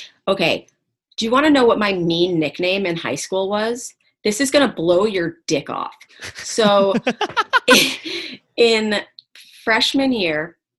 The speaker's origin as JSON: {"language": "English", "region": "New York", "country": "United States", "tie": "born or raised there", "said": "Yeah, Upper East Side."}